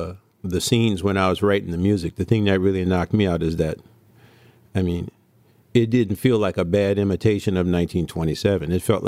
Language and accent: English; New Orleans, Louisiana, United States; thank God I was from New Orleans